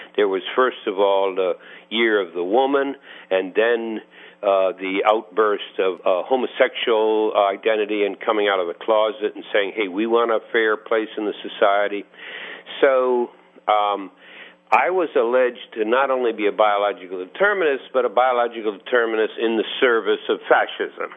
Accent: East Coast, United States; moved away; also born or lived in Santa Cruz; I come from the East Coast

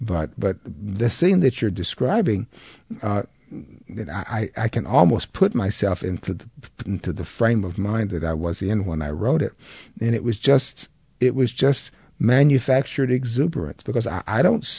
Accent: the South, United States; It's one of the advantages to being a Southerner.

